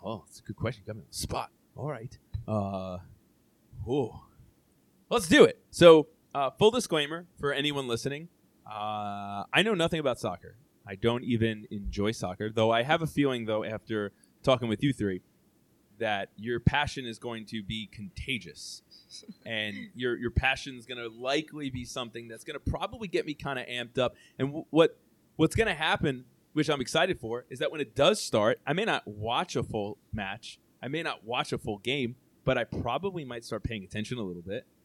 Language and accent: English; United States; I am Italian heritage, but I oh. am born in the U.S.